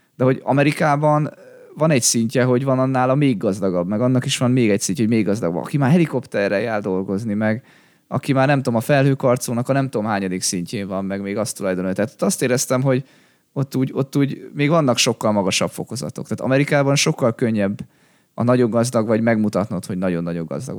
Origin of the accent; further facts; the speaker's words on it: Hungary; így magyarként